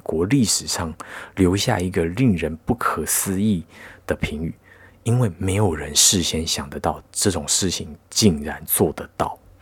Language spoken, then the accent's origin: Chinese; Taiwan; 那你作为一个台湾人